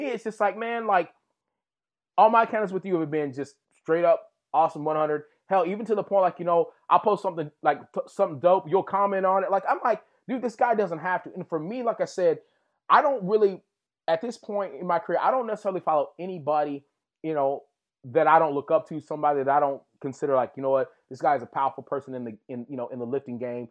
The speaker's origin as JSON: {"language": "English", "region": "Texas", "country": "United States", "tie": "born or raised there", "said": "where I grew up in Texas."}